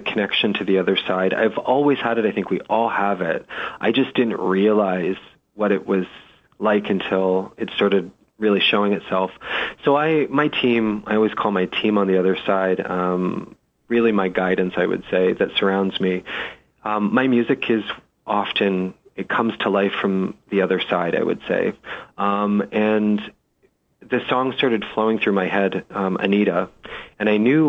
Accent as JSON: {"language": "English", "town": "London", "region": "Ontario", "country": "Canada", "tie": "born or raised there", "moved": "as an adult", "said": "my hometown was in London, Ontario, Canada"}